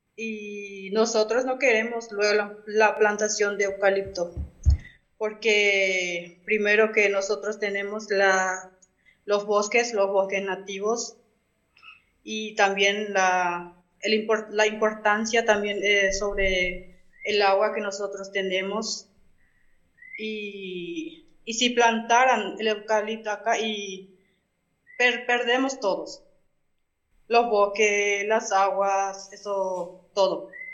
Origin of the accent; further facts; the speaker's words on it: Benjamín Aceval, Presidente Hayes, Paraguay; mi comunidad es Santa Rosa, del distrito de Benjamín Aceval